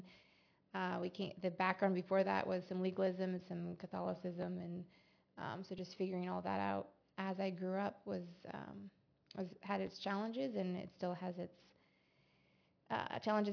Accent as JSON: {"language": "English", "town": "Coram", "region": "Montana", "country": "United States", "tie": "born or raised there", "said": "I grew up in Coram, which is 5 minutes from the entrance of Glacier National Park"}